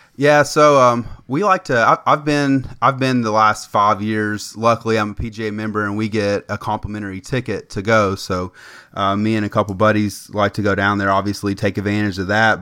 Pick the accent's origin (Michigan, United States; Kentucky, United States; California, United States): Kentucky, United States; Lexington; I'm from Lexington